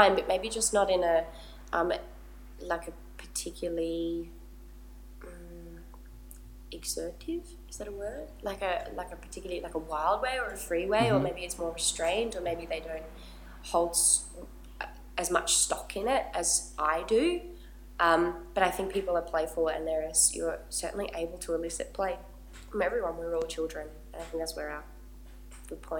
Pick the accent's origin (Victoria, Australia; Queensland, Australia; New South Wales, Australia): Queensland, Australia; Gold Coast; where I grew up on the Gold Coast